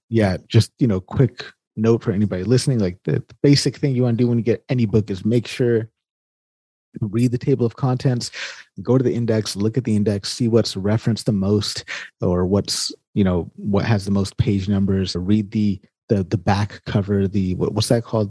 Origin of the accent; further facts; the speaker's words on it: California, United States; I grew up in California